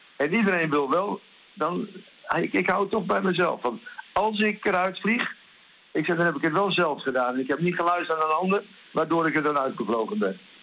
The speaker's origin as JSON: {"language": "Dutch", "region": "Groningen", "country": "Netherlands", "accent": "Gronings", "moved": "yes", "lives_now": "Spain"}